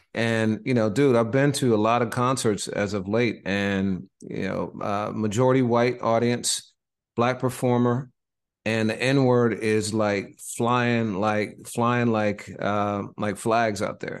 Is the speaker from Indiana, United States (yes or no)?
yes; Indiana, United States; moved away; also born or lived in Boston; my home state